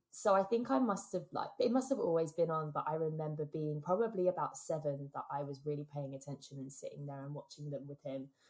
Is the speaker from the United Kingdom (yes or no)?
yes; England, United Kingdom; as an English kid